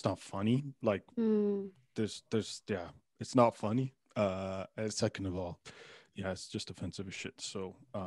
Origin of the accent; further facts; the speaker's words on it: Pickering, Ontario, Canada; I grew up in Pickering, Ontario